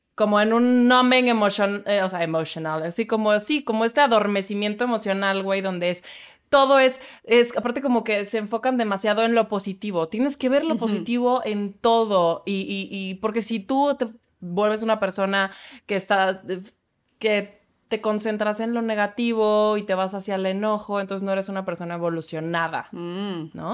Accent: Mexico; accent: fresa; mi pinche acento fresa

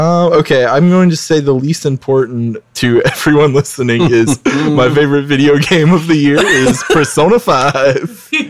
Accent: Nashville, North Carolina, United States; I tell people most of the time I'm from Rocky Mount just to avoid the Nashville, Tennessee thing.

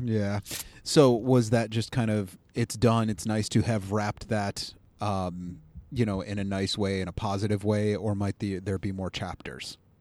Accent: Cleveland, Ohio, United States; accent: Cleveland; I'll just do my Cleveland accent I've been told I have

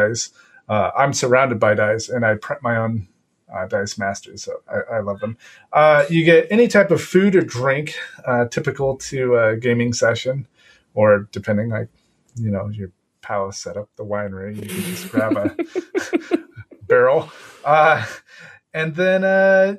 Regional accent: Texas, United States; moved away as an adult; also born or lived in Bavaria, Germany; now in Germany; Texas, my home state or country, as I like to call it

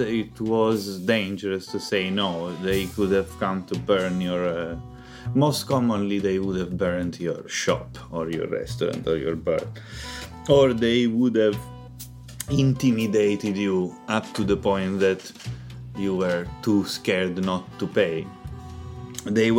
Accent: Palermo, Sicily, Italy; I'm from Palermo, which is the biggest city in Sicily

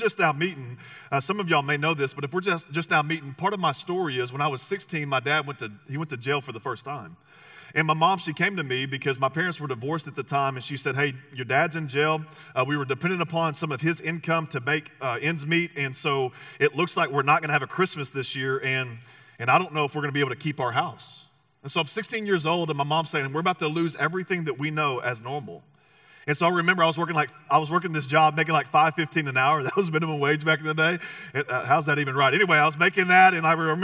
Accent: the South, United States; moved away; it was in the South is where I grew up. And if we haven't met, you'll figure out that I'm not from these parts. I'm from the South

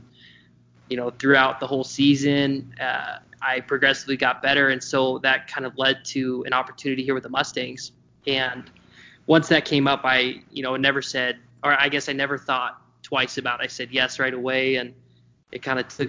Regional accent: Southern California, United States; moved away as an adult; I grew up in Southern California. And so when I moved up here in August of 2020

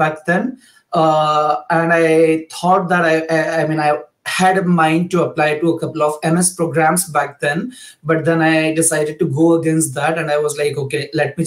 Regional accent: India; moved away as an adult; now in Germany; I'm basically from India, but I've been living and working in Germany for the past like 2 years or so now

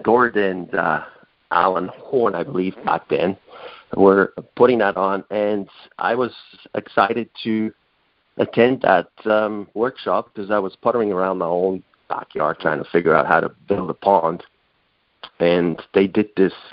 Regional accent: Switzerland; moved away as an adult; now in North Vancouver, Canada; my homeland where I was born in Switzerland

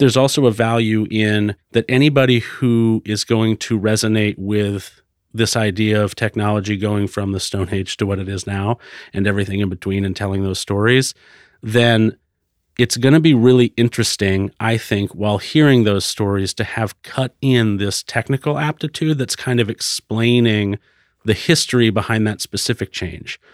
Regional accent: Florida, United States; also born or lived in Concord, New Hampshire; now in Portland, United States; I grew up in Florida

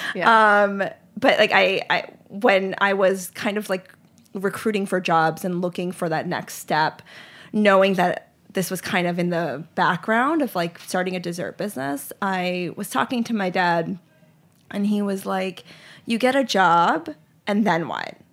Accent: Charlotte, North Carolina, United States; also born or lived in Lehigh Valley, Pennsylvania; I grew up in Charlotte, North Carolina

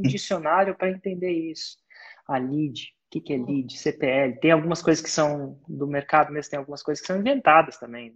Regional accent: Brazil

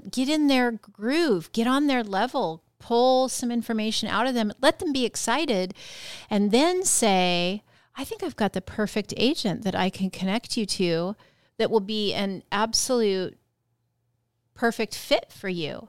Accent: Yakima Valley, Washington, United States; growing up in the Yakima Valley

